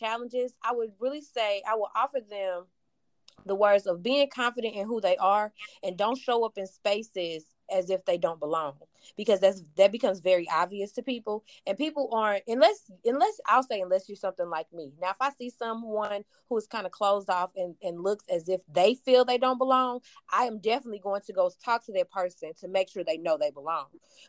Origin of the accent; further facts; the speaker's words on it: East St. Louis, Illinois, United States; I'm originally from East St. Louis, Illinois.